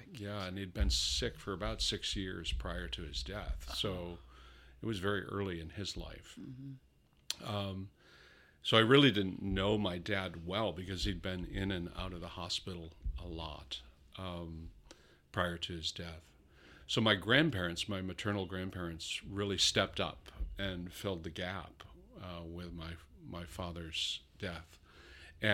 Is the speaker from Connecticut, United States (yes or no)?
no; New York, United States; born there; Born in Western New York, south of Buffalo. Upstate New York.